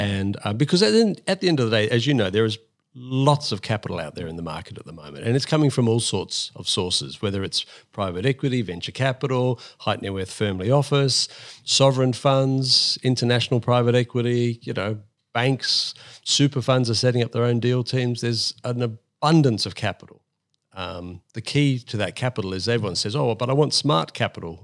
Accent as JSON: {"language": "English", "town": "Sydney", "region": "New South Wales", "country": "Australia", "tie": "born or raised there", "also_born_or_lived": "United Kingdom / Coffs Harbour", "said": "I grew up in Sydney as a, as a primary, late primary school kid."}